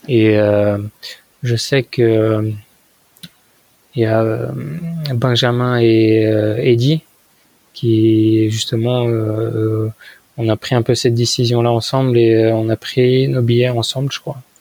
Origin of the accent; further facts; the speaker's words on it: France; moved away as an adult; now in Japan; Je fais, bah, de France